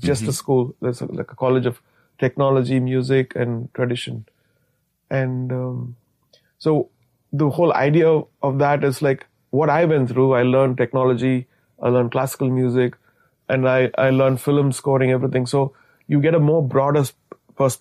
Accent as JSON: {"language": "English", "country": "India", "said": "as an Indian composer"}